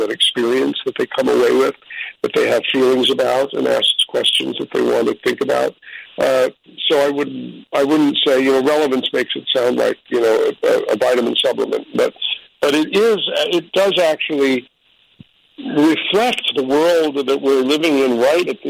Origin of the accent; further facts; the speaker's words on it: New York City, New York, United States; I'm a New Yorker